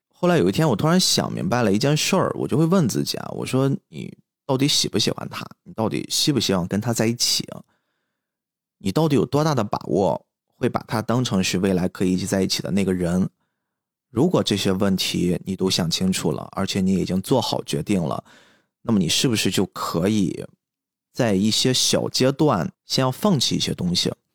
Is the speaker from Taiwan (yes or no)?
no; Qingdao, Shandong, China; also born or lived in Chongqing; 我是青岛人